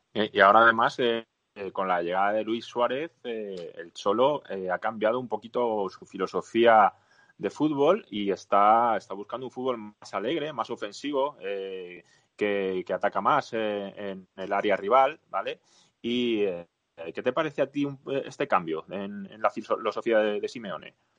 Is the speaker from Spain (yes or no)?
yes; Spain; aquí en España